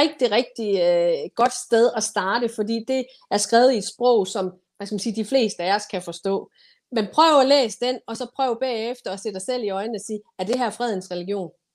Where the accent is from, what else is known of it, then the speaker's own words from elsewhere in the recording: Denmark; jeg som dansker